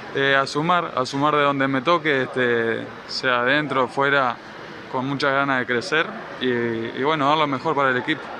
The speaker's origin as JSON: {"language": "Spanish", "region": "Paysandú", "country": "Uruguay", "moved": "as an adult", "lives_now": "Guayaquil, Ecuador", "said": "entrenaba en, la ciudad de Paysandú, de donde soy yo, allá Uruguay"}